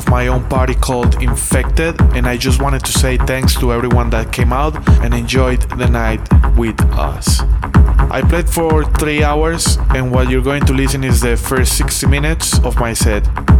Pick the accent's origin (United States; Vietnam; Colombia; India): Colombia; Medellin, Antioquia; my recorded set at the club Mute, located in my hometown, Medellin.